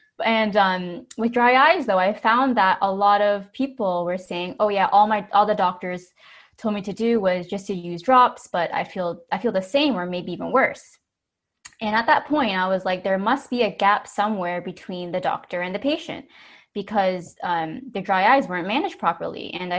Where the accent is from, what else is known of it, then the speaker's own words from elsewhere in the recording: Hamilton, Ontario, Canada; So I was born and raised in Hamilton, Ontario, and I did my undergrad in biochemistry at McMaster University, and then I went to Waterloo to complete my optometry degree. Currently, I work in Brampton at iLabs